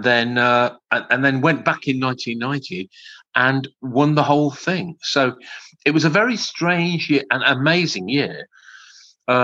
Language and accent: English; Coventry, West Midlands, United Kingdom; I'm from Coventry in the West Midlands.